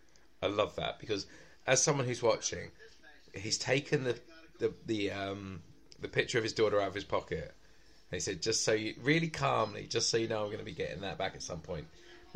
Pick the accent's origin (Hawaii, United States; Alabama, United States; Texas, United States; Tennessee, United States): Alabama, United States; A stereotypical Alabama. I'm from Alabama. You just gotta slow it down.